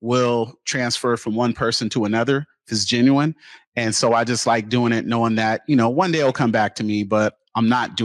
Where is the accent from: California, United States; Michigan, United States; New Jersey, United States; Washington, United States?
Washington, United States; Seattle; I'm born and raised in Seattle, grew up in the Central District